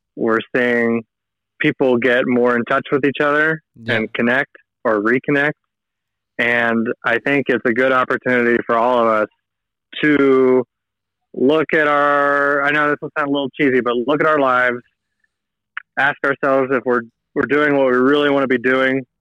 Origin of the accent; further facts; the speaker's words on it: United States; moved away as an adult; also born or lived in Seattle, Washington; now in Chile; my family back in the states